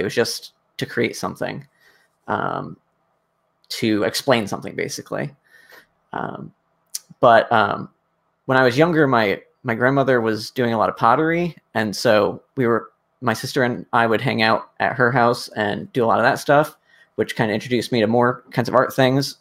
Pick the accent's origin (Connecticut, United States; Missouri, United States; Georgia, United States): Connecticut, United States; I grew up in Connecticut, kind of like wandering the forest behind my house